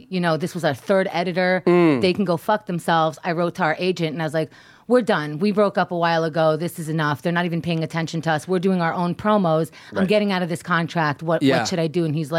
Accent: New York City, New York, United States; I grew up in New York City, so I've been here since I was 4.

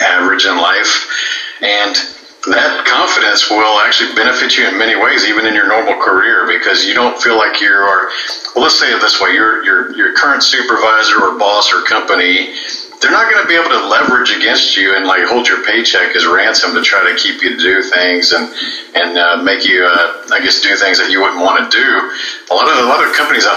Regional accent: Houston, Texas, United States; I am a native Houstonian. I grew up here in the Houston area

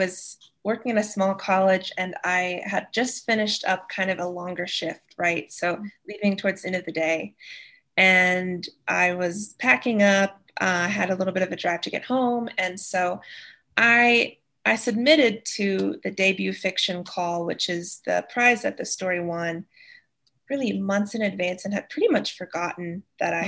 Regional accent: East Tennessee, United States; moved away as an adult; now in Wyoming, United States; I'm from East Tennessee originally

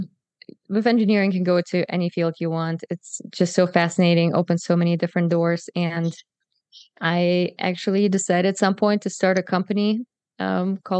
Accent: Germany; moved away as an adult; also born or lived in Kazakhstan; I'm from Germany and moved here 8 years ago. But if you want the full story, I was actually born in Kazakhstan

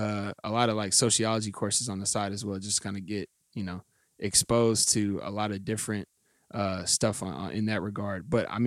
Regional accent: Indianapolis, Indiana, United States; also born or lived in Culver, Indiana; I actually am born and raised here in Indianapolis, by way of the Briarport area.

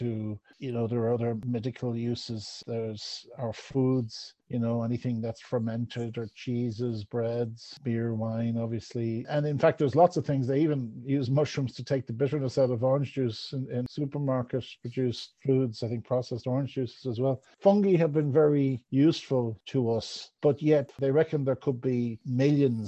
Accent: Galway, Connacht, Ireland; I was brought up in Salt Hill

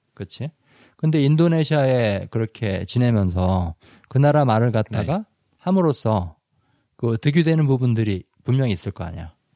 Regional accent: South Korea; 당연히 한국 사람으로서

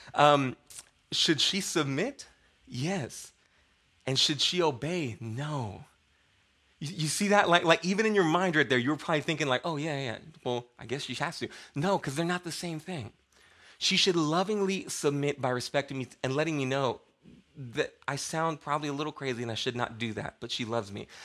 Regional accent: United States

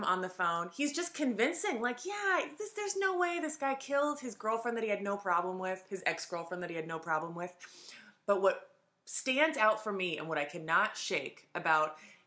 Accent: Marin, California, United States; now in San Francisco, United States; I'm from Marin

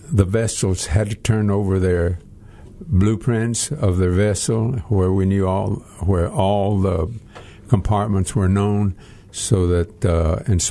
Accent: Texas, United States; I was born in Texas, the United States of Texas, and I was born at home

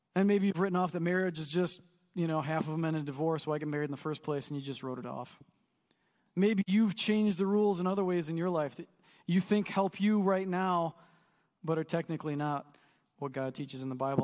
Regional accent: United States; we're American

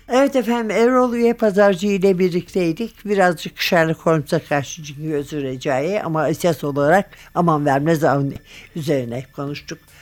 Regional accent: Istanbul, Turkey; ben İstanbulluyum.

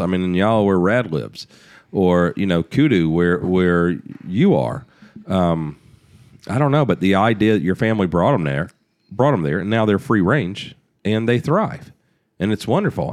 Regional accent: United States; as an American

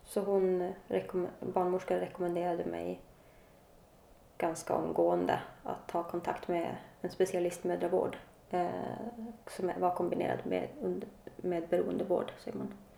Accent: Luleå / Kalix, Norrbotten County, Sweden; moved away as an adult; now in Stockholm, Sweden; Jag kommer från, född i Luleå, mm. uppe i norr. Jag eh, har bott halva mitt liv i Kalix. Eh, när jag var 20 flyttade jag till Stockholm

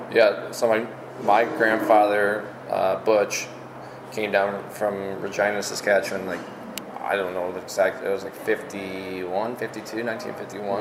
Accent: East Lansing, Michigan, United States; also born or lived in New Jersey / Boston / California; I've lived in three, four houses in East, in the East Lansing area, so uh, I, I consider East Lansing my hometown

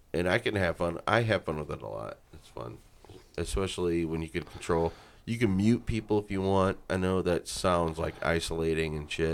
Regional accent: Lorain, Ohio, United States; I was Irish, I had some freckles, and I was raised in South Lorraine.

